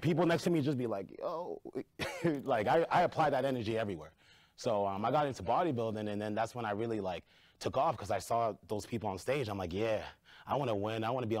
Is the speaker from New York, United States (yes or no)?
no; Lawrence, Massachusetts, United States; I grew up in Lawrence, Massachusetts.